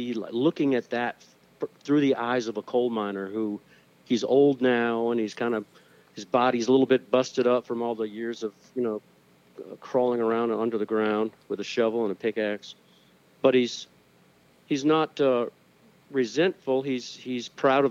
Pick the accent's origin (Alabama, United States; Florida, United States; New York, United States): Florida, United States; Florida Panhandle, United States; I grew up in the Florida Panhandle, very close to Apalachicola